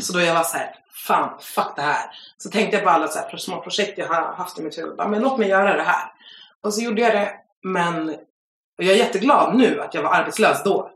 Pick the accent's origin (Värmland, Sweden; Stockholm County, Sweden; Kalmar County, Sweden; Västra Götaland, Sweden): Stockholm County, Sweden; Stockholm; Jag är en tjej från Stockholm